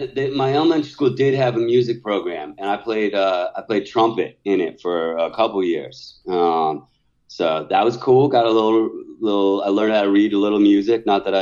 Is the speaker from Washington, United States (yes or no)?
yes; Seattle, Washington, United States; I was growing up in Seattle at that particular time.